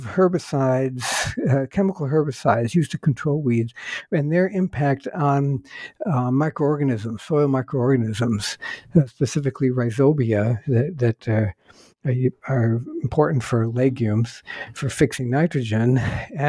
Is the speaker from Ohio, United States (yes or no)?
yes; Northeast Ohio, United States; I was born in the state of Ohio